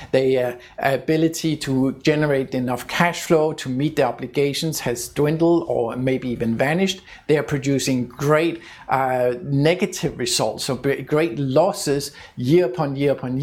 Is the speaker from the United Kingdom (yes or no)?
no; Denmark; my home country of Denmark